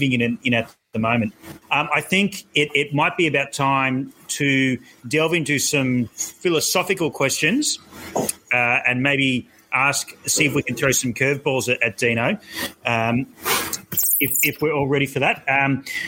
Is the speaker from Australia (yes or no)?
yes; Australia; I'm Australian and I call it Proust